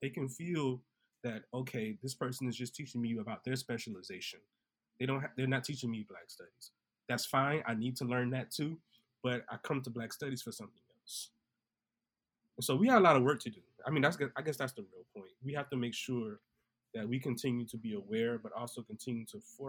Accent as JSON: {"language": "English", "town": "Orangeburg", "region": "South Carolina", "country": "United States", "said": "I think about I come from Orangeburg, the Orangeburg Massacre."}